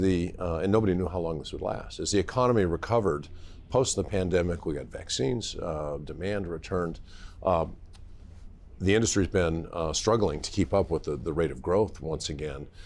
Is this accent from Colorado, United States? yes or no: yes; Golden, Colorado, United States; moved away; also born or lived in Los Alamos, New Mexico; I was born in Los Alamos, New Mexico. My dad worked at the National Lab, uh, and, uh, and I grew up in, uh, Colorado, Golden, Colorado